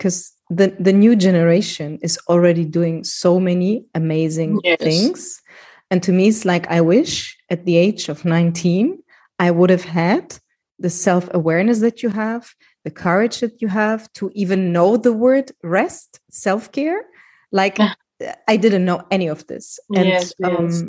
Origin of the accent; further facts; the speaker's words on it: Germany; I grew up in Germany, being an immigrant, always feeling like, okay, I'm not part of the country